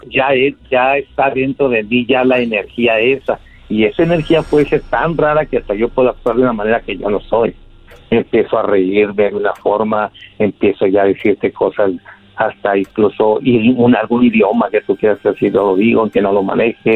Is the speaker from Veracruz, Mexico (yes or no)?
yes; Catemaco, Veracruz, Mexico; now in Mexicali, Mexico; Yo soy de Mexicali, de Catemaco, Veracruz, pero estoy aquí en Mexicali, California, porque aquí, tiene, aquí viven mis hijos